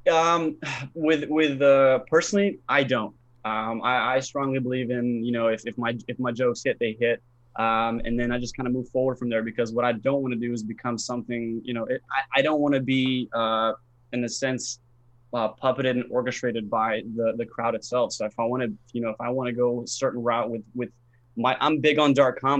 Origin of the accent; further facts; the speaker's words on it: Bosnia & Herzegovina; now in United States; I'm originally from a, a country called Bosnia, if you're familiar with it. Uh, so we kind of moved. We moved from Bosnia into uh, Florida